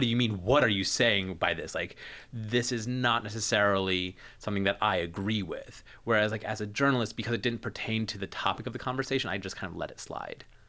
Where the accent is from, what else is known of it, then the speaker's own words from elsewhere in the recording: New Jersey, United States; moved away as an adult; also born or lived in Pittsburgh; I'm from New Jersey originally, um, then went to s, undergrad in Pittsburgh